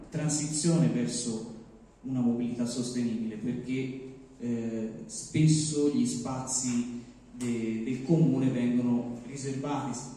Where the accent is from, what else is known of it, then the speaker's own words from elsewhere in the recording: Borgo San Lorenzo, Tuscany, Italy; non sono di Calenzano, mi è stato segnalato questo evento e eh, sono del, del Mugello, per la precisione Borgo San